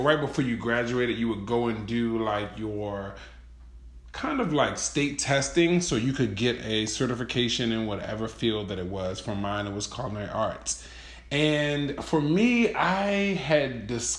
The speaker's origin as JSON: {"language": "English", "town": "Baltimore", "region": "Maryland", "country": "United States", "tie": "born or raised there", "said": "I grew up in Baltimore City, which is a pretty metropolitan city"}